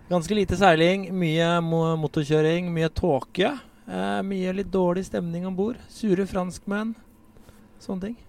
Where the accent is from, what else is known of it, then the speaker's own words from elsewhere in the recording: Drammen, Buskerud, Norway; Jeg har vokst opp i Drammen